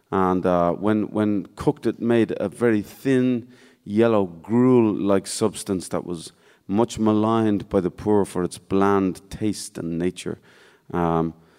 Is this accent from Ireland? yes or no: yes; Ireland; I'm here from Ireland